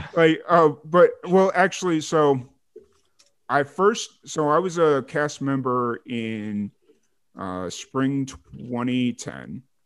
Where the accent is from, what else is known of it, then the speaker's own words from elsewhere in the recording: Lansing, Illinois, United States; moved away; I lived in Lansing, Illinois for majority of my life